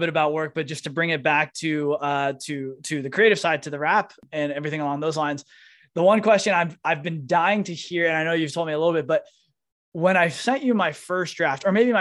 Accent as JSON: {"language": "English", "area": "San Francisco Bay Area", "region": "California", "country": "United States", "tie": "born or raised there", "also_born_or_lived": "New York / San Diego / Miami", "moved": "as an adult", "said": "I grew up in San Francisco Bay Area, moved to New York"}